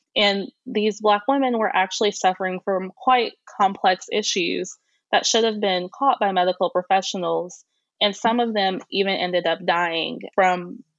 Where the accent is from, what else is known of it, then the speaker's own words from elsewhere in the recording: Centralia, Illinois, United States; I grew up in a rural area. So I grew up in Centralia, Illinois, which is about 60 miles east of St. Louis, Missouri.